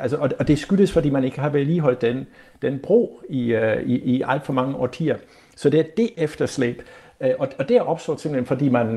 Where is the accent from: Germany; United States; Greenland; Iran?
Germany; moved away; som tysker